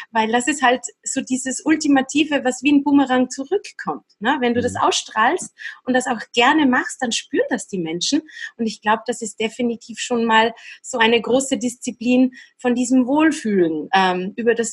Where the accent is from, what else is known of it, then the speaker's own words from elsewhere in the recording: Austria; Es gab Kollegen, die gingen auf Saison, ne? Wintersaison bei uns in Österreich oder in der Schweiz natürlich sehr beliebt.